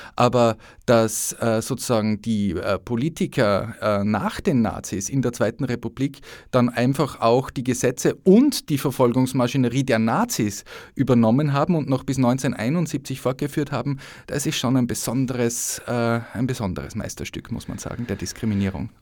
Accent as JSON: {"language": "German", "region": "Upper Austria", "country": "Austria", "also_born_or_lived": "Innsbruck", "moved": "yes", "lives_now": "Vienna, Austria", "said": "als Oberösterreicher"}